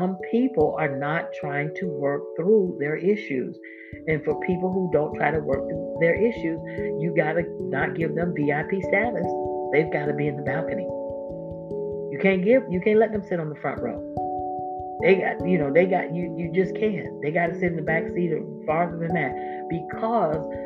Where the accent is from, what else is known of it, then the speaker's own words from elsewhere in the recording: Florida, United States; my home state, Florida